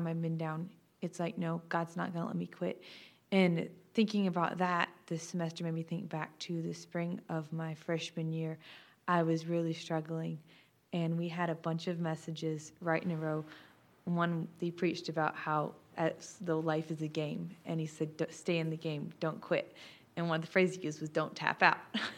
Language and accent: English; Smyrna, Tennessee, United States; I'm a junior from Smyrna, Tennessee. I'm a music major.